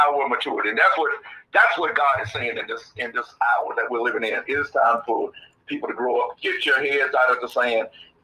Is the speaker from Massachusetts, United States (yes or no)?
no; Georgia, United States; moved away as an adult; I grew up in Georgia, left right after high school, went in the Marines